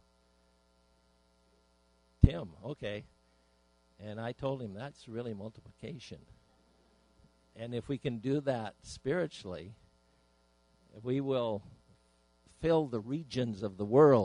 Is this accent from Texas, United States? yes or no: no; Idaho, United States; moved away as an adult; I was away from Idaho where I was raised.